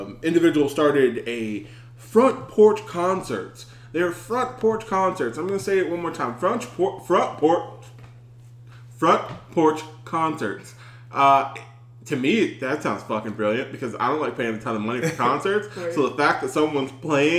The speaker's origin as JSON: {"language": "English", "region": "the South", "country": "United States", "said": "I'm from the South"}